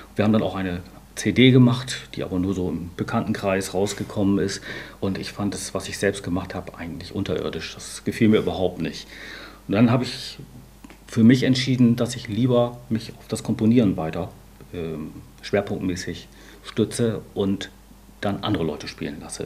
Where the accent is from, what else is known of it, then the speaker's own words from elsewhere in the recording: Bremen, Germany; in Bremen, meiner Heimatstadt